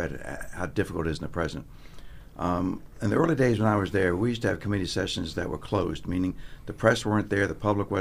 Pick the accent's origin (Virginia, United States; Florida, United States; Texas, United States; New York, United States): Virginia, United States; also born or lived in Washington, D.C.; I'm from Virginia, so I went to college in Virginia at Washington Lee.